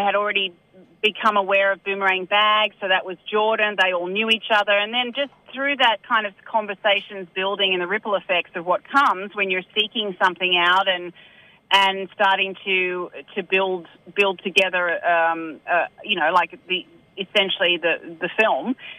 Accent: Sydney, New South Wales, Australia; also born or lived in Newcastle; now in Upper Hunter Valley, Australia; I'm originally from Sydney and, and based now out of Newcastle

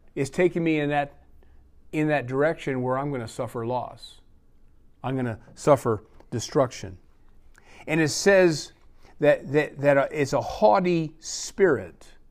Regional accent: Pennsylvania, United States; born or raised there; moved away

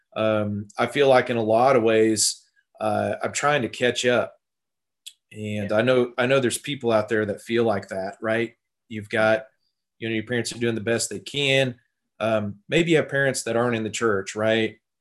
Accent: Tulsa, Oklahoma, United States; also born or lived in Texas; I grew up in the Tulsa area, uh, and I've lived here most of my life.

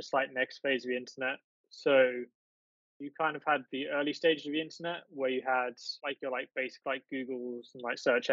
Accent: East of England, United Kingdom; I'm from the UK. I live in the east of England, fortunate enough to live in the countryside or a rural area, very close to the seaside. So yeah, I've lived here all my life.

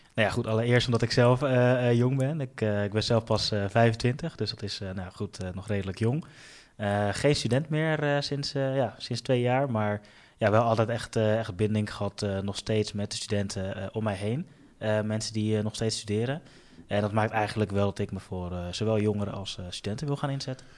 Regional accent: The Hague, South Holland, Netherlands; Den Haag is eigenlijk de stad ehm, eh, waar ik ben opgegroeid

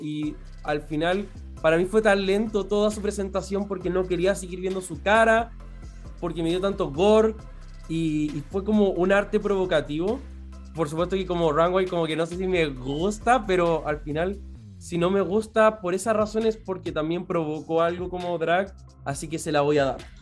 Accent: Chile; como para nosotros como chilenos

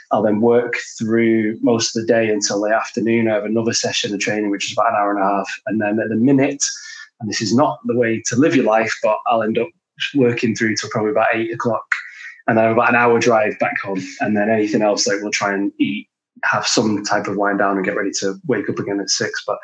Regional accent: Glasgow, Scotland, United Kingdom; accent: Manc Glaswegian; also born or lived in Manchester; my dad was Scottish, so I grew up a lot in Glasgow. Uh, and then my mum was from Manchester, so grew up a lot in Manchester.

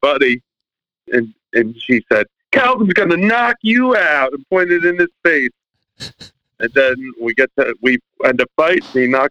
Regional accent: New Jersey, United States; moved away; I'm originally from Jersey.

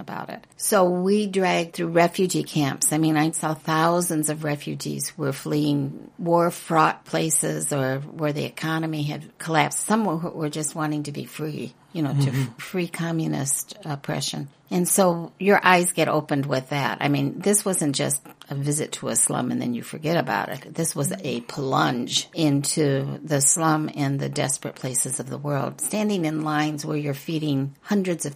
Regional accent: Wheaton, Illinois, United States; also born or lived in Chicago; I was raised in Wheaton, Illinois, for the most part

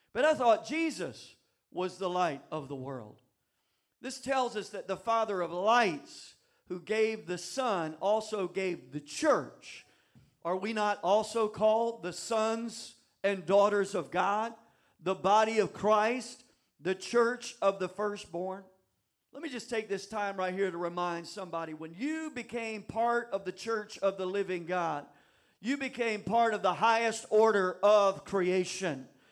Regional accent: the South, United States; moved away; I'm from the South

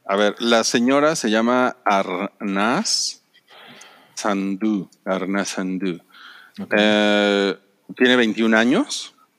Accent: Mexico; soy mexicano

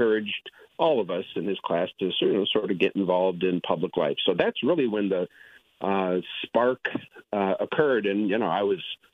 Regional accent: Toledo, Ohio, United States; also born or lived in San Diego, California; I've been in Toledo ever since I was 3 months old, and I'm about as Toledoan as you can get

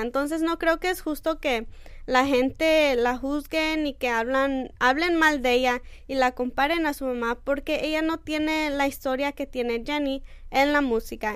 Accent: Mexico; Yo como mexicana soy muy orgullosa

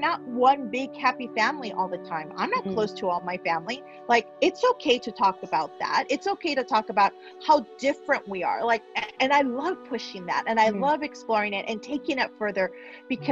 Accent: Los Angeles, California, United States; also born or lived in Mexico; I grew up here in the San Fernando Valley, but I also lived in Mexico for 5 years

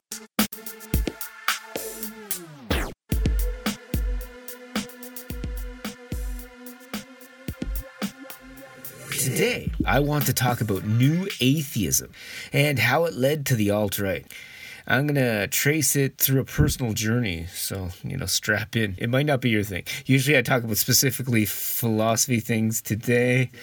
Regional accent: Canada; now in Japan; I really miss snow as a Canadian.

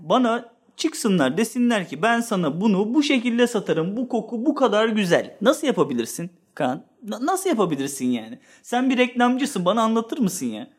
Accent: Sakarya, Turkey; Ve ben ben Sakaryalıyım. Babam da Sakaryalı, onun babası da Sakaryalı

